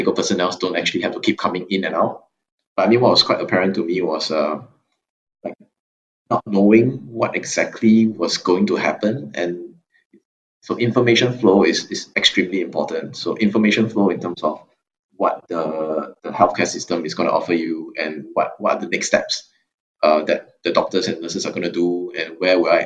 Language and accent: English; Singapore; I'm a Singaporean student in the Blavatnik School of Government